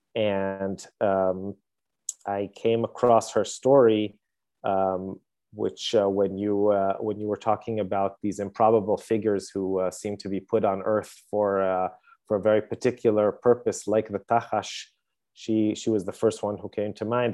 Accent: Jerusalem, Jerusalem District, Israel; I, I was born and live in Jerusalem

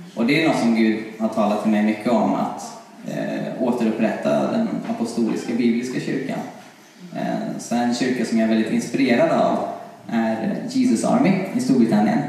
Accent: Karlstad, Värmland, Sweden; moved away as an adult; now in Uppsala, Sweden; jag föddes här i Uppsala. Jag eh, bodde i åtta år här och sen så flyttade vi till Karlstad. Och där bodde jag i tio år och kom tillbaka när jag var 18

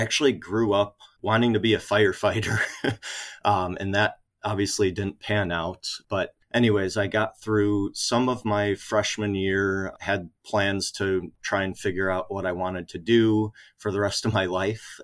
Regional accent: Kenosha, Wisconsin, United States; Kenosha, Wisconsin, actually where I'm from

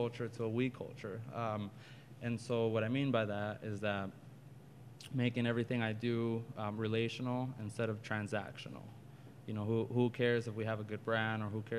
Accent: Riverside, California, United States; So I was born and raised in Riverside.

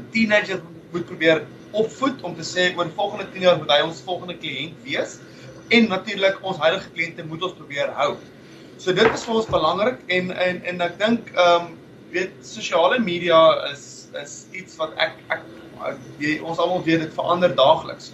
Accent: South Africa; now in Perth, Australia; Ons as Suid-Afrikaners het groot geword

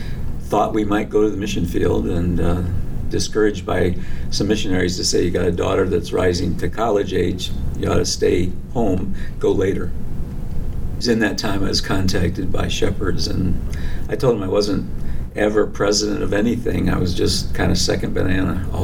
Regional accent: New Jersey, United States; also born or lived in Michigan / Ohio / Grand Rapids, Michigan / Hatfield, Pennsylvania; now in Union Grove, United States; I was born in Michigan, raised in New Jersey, and schooled in Ohio

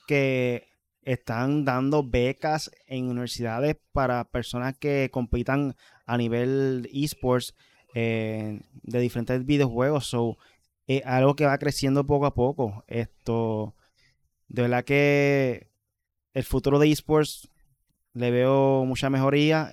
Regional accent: Puerto Rico

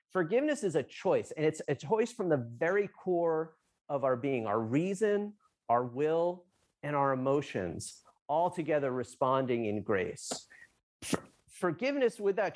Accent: New Jersey, United States; I'm from Jersey.

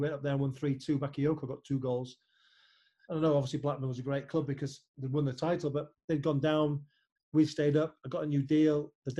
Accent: Germany; I was a Liverpool fan, I was growing up in Germany.

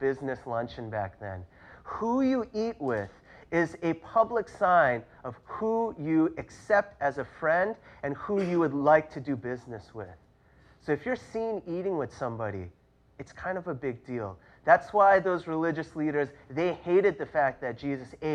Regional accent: New York City, New York, United States; I grew up in New York City.

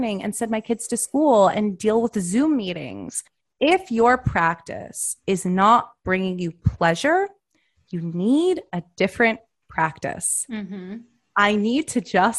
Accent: United States

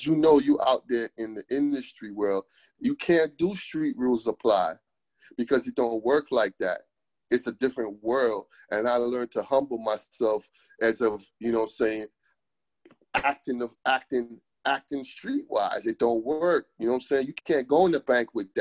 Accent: New York City, New York, United States; moved away; also born or lived in Jamaica / Florida / Los Angeles / San Diego; I was born in Brooklyn.

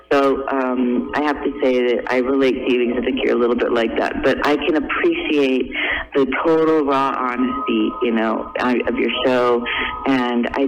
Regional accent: Newport Beach, California, United States; now in Pasadena, United States; I was born and raised in Newport Beach, and I moved into Pasadena around 1991, I think.

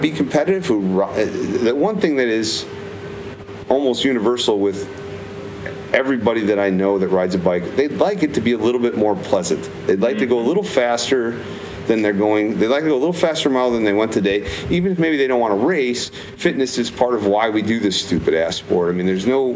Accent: Michigan, United States; I grew up in Michigan

